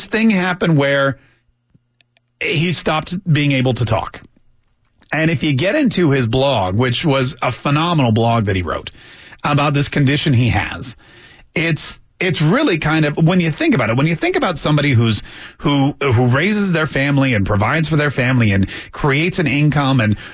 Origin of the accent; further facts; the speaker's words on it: Canada; now in United States; I was born in Canada